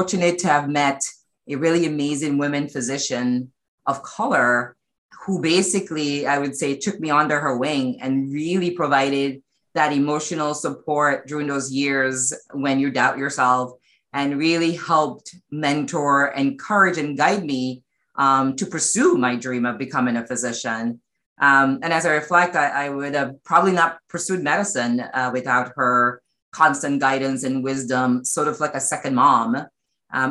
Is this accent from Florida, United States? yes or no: no; New York City, New York, United States; I spent almost all my formative years in Brooklyn, including undergrad